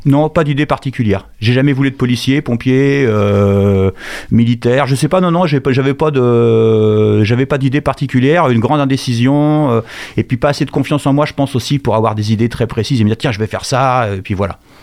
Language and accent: French; Angers, Pays de la Loire, France; also born or lived in Bourges; je suis né à Bourges en 1964 et je suis arrivé à Angers en 1970.